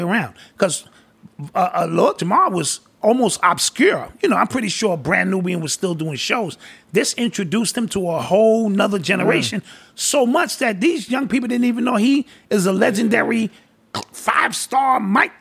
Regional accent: New York City, New York, United States; also born or lived in North Carolina; I'm New York born and raised.

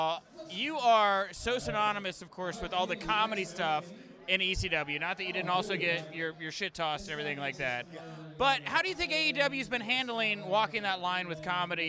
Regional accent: Texas, United States; I'm from Texas.

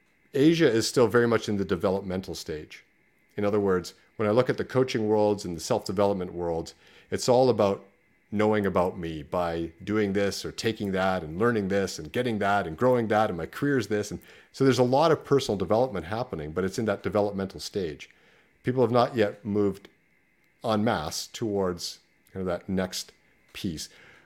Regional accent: Canada; No, Canada. I'm Canadian, so I came from Canada.

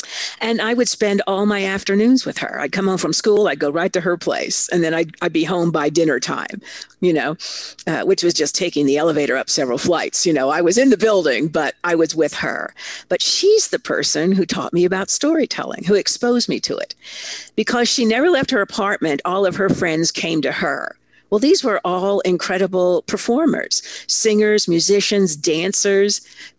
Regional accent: Italy; I grew up in Italy. My father was a big muckety-muck corporate executive, and he got a fabulous opportunity. So he moved me, my 2 sisters, my mother, to Italy before I was 6. So really, that's where I'm from.

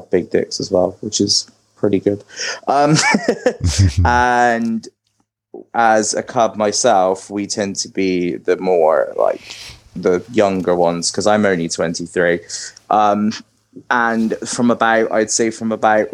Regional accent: Bristol, South West England, United Kingdom; now in Birmingham, United Kingdom; originally I'm from Bristol in the UK, which is like down in the West Country.

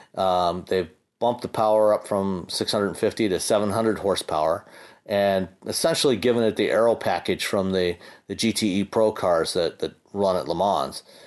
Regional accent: Hamilton, Ontario, Canada; my hometown of Hamilton, Ontario

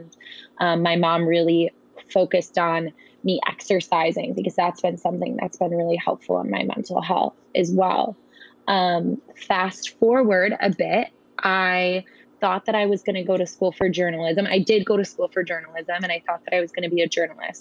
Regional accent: Wisconsin, United States; I'm from Wisconsin

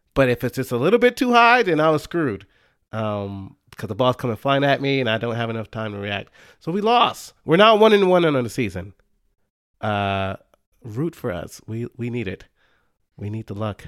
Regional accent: Dallas, Texas, United States; I grew up in the Dallas area

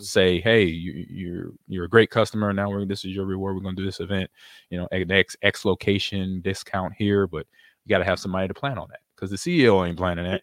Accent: California, United States; moved away; also born or lived in Nebraska; I grew up in California

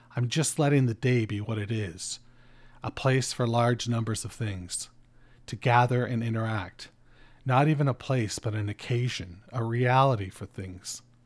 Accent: Canada; I'm fucking Canadian

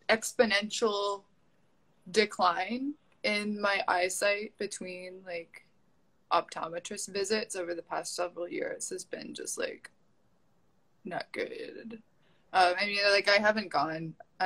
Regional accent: New England, United States; I'm from New England. That's, like, all anyone does there. And subsistence hunting.

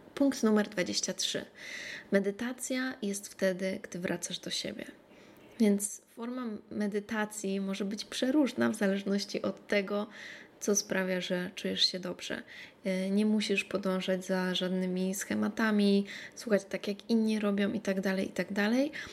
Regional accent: Poland; moved away; kiedy ja wracam do Polski, do moich starych przyjaciół

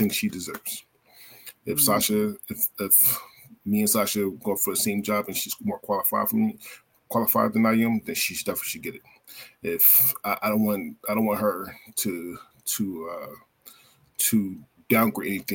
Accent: Philadelphia, Pennsylvania, United States; also born or lived in Florida; now in Oregon, United States; I'm originally from Philadelphia, but I live in Oregon, and I lived in Florida

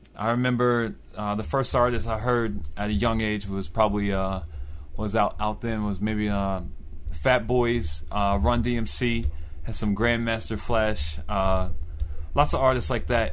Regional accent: Baltimore, Maryland, United States; I was born in Baltimore, Maryland, in Southwest Baltimore

